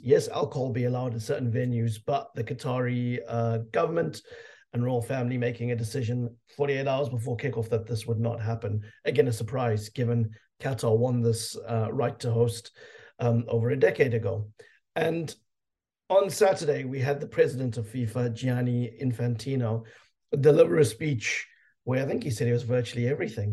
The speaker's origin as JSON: {"language": "English", "country": "South Africa", "said": "being a South African"}